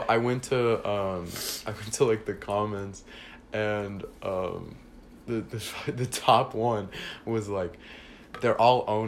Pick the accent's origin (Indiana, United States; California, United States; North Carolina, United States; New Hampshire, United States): California, United States; Newport Beach; also born or lived in Arizona; I was born in Newport Beach, California